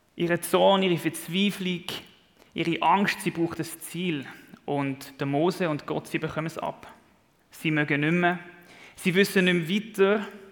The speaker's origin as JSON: {"language": "German", "country": "Switzerland", "said": "als Schweizer"}